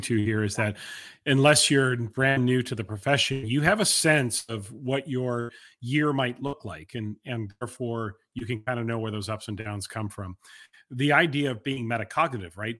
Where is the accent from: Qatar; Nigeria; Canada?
Canada; Vancouver, British Columbia; being someone who is from Canada, from Vancouver